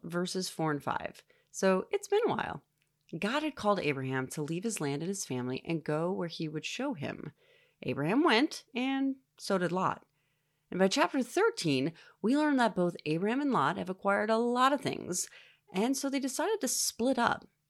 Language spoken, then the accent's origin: English; United States; As an American, I live a life of wealth, comfort, ease, and general safety